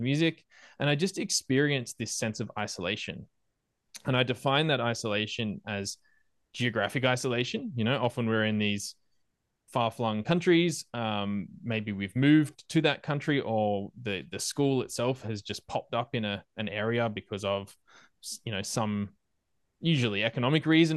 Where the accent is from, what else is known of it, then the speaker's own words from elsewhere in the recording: Australia; moved away as an adult; also born or lived in Malaysia / Argentina; me as an Australian moving to Malaysia, I am new to that place.